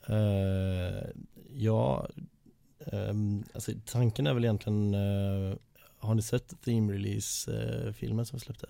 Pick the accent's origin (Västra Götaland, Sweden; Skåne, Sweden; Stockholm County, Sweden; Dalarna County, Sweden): Västra Götaland, Sweden; Borås; i Borås som där jag är ifrån